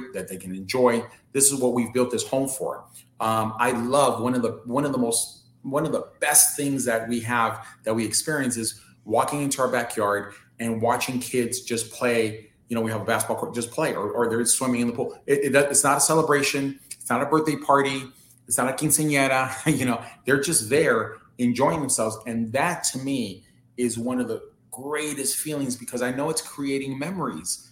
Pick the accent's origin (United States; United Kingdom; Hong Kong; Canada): United States; Los Angeles, California; being born and raised in South Central